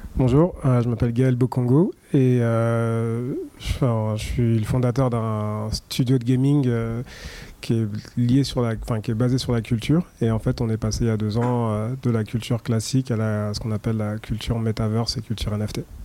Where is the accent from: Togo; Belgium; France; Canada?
France; je suis français